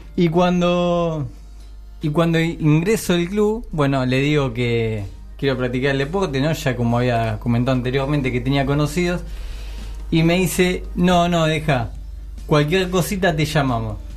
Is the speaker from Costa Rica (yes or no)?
no; Lomas de Zamora, Buenos Aires Province, Argentina; yo eh, soy de Lomas de Zamora